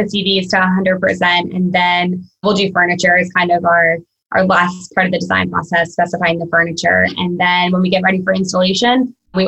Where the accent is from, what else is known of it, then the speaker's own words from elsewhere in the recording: Virginia, United States; now in Florida, United States; I'm from Virginia originally, I'm in Florida now